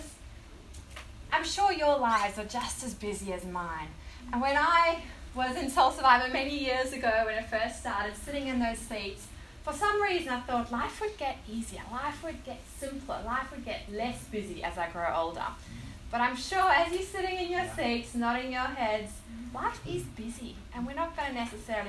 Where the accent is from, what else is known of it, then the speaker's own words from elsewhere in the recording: South Africa; now in Australia; So I was born in South Africa. You might hear my tiny little accents all there, but I've been here for 16 years.